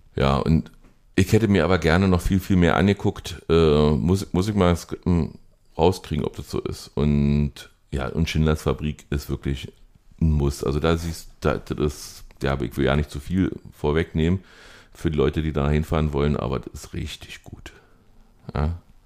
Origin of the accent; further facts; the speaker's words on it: Germany; du fühlst dich als Deutscher